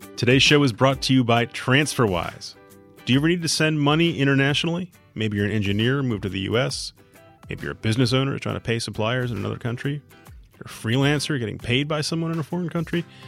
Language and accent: English; Minnesota, United States; moved away; I'm from Minnesota